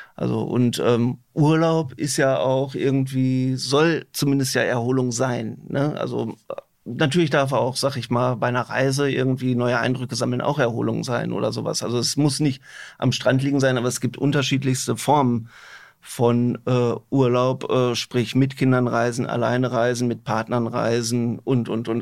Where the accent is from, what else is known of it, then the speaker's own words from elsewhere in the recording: Herne, North Rhine-Westphalia, Germany; ich komme auch selber aus Wanne Eickel.